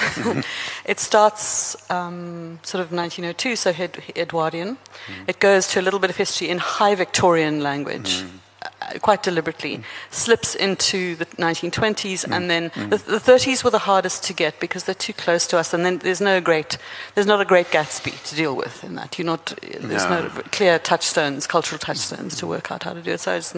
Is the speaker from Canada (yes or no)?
no; South Africa; I'm South African